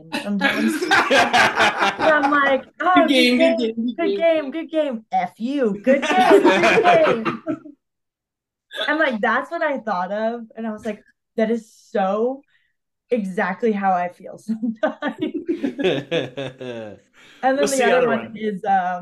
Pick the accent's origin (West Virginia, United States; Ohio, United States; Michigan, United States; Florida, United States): Florida, United States; I'm from Florida